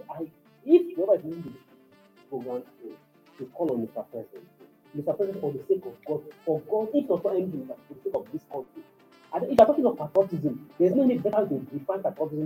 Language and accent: English; Nigeria; as a Nigerian